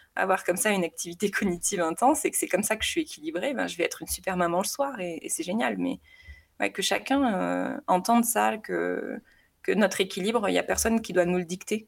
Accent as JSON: {"language": "French", "region": "south of France", "country": "France", "tie": "born or raised there", "moved": "as an adult", "lives_now": "Haute-Savoie, France", "said": "je suis originaire du sud de la France où j'ai rencontré mon mari assez tôt. On était ensemble au collège."}